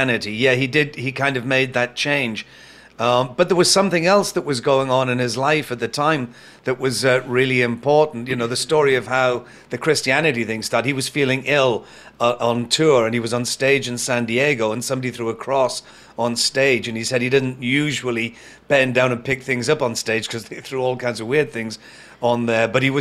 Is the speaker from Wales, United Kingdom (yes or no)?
no; Newcastle upon Tyne, North East England, United Kingdom; my hometown in the city of Newcastle in the UK